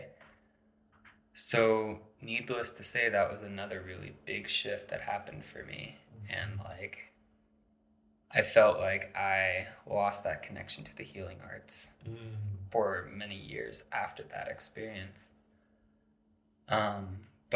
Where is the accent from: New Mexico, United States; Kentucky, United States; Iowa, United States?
New Mexico, United States; Santa Fe; also born or lived in Maryland; we moved our whole family out here, and that was like a big transition when I was 8 years old